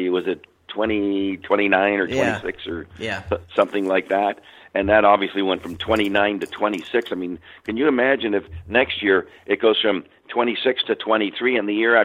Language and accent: English; Canada; I'm Canadian.